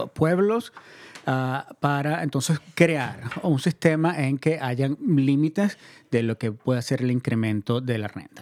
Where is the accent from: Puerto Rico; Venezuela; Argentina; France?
Venezuela; moved away; Venezuela, de donde yo soy originario